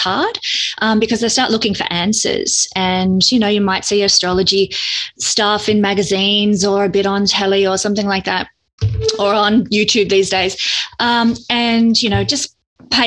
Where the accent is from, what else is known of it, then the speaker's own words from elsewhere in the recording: Victoria, Australia; I'm from Australia